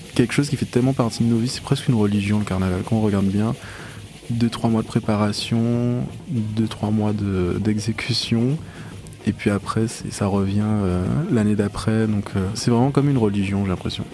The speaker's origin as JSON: {"language": "French", "town": "Saint-Claude", "country": "Guadeloupe", "tie": "born or raised there", "also_born_or_lived": "Paris", "moved": "yes", "said": "je suis né à Paris de parents guadeloupéens. Ils sont rentrés en Guadeloupe, je crois que j'ai un peu plus d'un an. Donc j'ai vécu 17 ans en Guadeloupe dans la région de Basse-Terre, à Saint-Claude"}